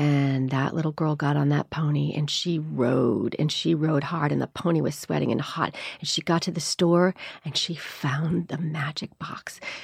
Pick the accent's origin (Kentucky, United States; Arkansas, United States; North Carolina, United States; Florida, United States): Florida, United States; Miami; also born or lived in Chicago; I was born in Chicago. I grew up in Miami, though. We moved when I was seven.